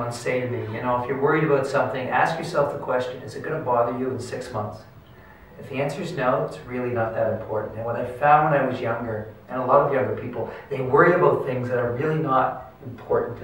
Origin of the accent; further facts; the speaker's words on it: Halifax, Nova Scotia, Canada; born and bred in Halifax